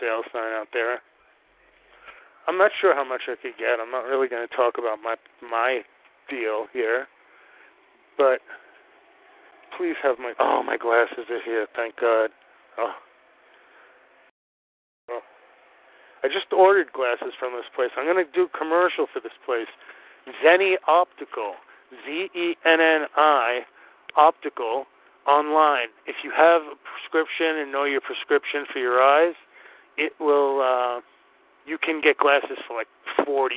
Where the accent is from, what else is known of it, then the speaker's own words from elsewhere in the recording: New York, United States; now in New England, United States; I'm from New York